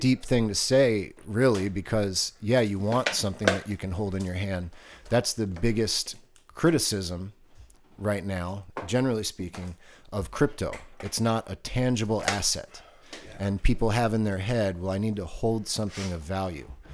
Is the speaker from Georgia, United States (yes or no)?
no; Baltimore, Maryland, United States; moved away; also born or lived in Virginia Beach; growing up on the East Coast when I lived in Baltimore